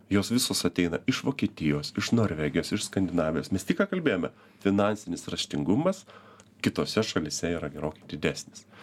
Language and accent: Lithuanian; Lithuania; Mes visi kaip lietuviai